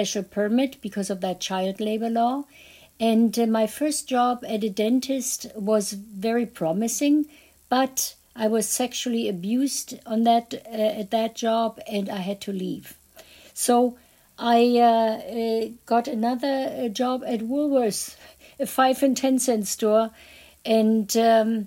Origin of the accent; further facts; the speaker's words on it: Berlin, Germany; I was born in Berlin, the epicenter of Nazi